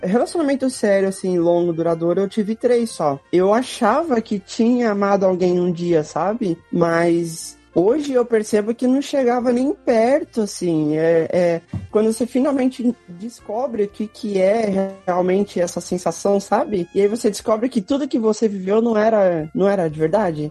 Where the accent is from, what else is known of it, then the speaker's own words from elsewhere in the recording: São Paulo, Brazil; eu sou de São Paulo